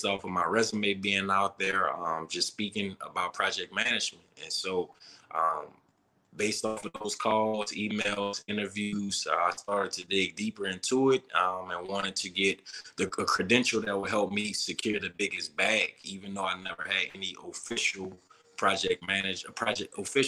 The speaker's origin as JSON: {"language": "English", "town": "New Orleans", "region": "Louisiana", "country": "United States", "tie": "born or raised there", "moved": "as an adult", "said": "growing up in New Orleans, we party, drink, eat"}